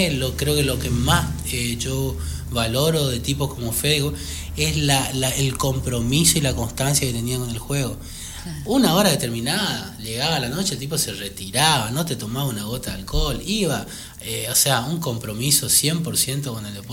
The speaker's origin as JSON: {"language": "Spanish", "region": "Buenos Aires", "country": "Argentina", "said": "No, no, no, me vine de Buenos Aires con, esa idea."}